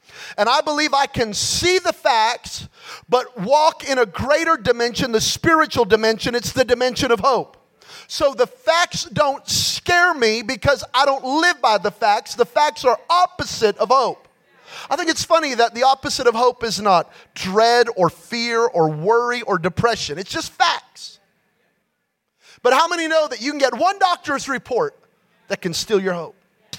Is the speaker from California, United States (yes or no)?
yes; California, United States; Yeah, but I'm from Cali. It's really green.